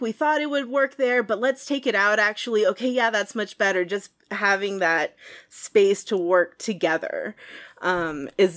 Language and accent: English; San Antonio, Texas, United States; I grew up in San Antonio, Texas